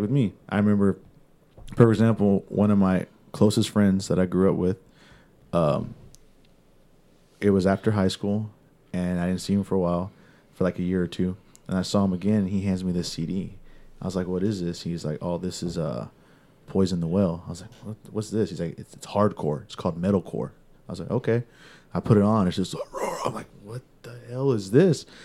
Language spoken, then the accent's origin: English; California, United States; I'm from California. So, you're in California, growing up